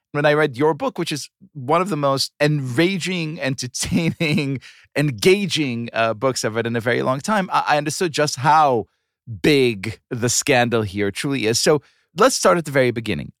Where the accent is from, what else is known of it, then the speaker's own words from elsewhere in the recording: Israel; moved away; growing up in Israel